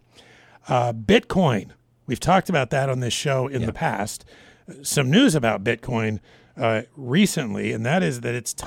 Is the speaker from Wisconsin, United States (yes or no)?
no; Washington, United States; moved away; also born or lived in Alaska; I grew up in Washington as well.